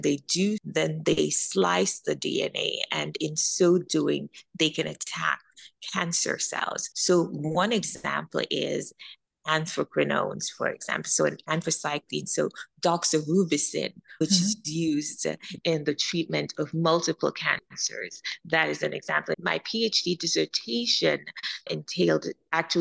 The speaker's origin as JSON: {"language": "English", "country": "Jamaica", "also_born_or_lived": "Midwest, United States", "moved": "yes", "lives_now": "United States", "said": "I'm an immigrant from Jamaica"}